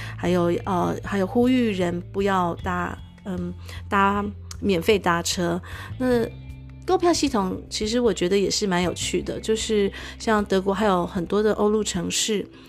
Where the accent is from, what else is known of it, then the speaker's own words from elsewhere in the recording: Taiwan; moved away as an adult; now in Germany; 成长在台湾